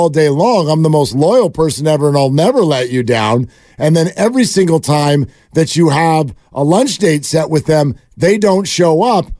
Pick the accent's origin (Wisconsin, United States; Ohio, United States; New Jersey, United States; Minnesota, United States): Minnesota, United States; Because I grew up in Minnesota, we never won anything. Anything.